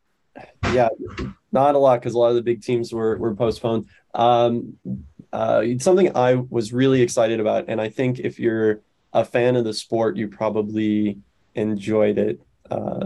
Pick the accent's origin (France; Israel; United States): United States; Arizona; I'm from Arizona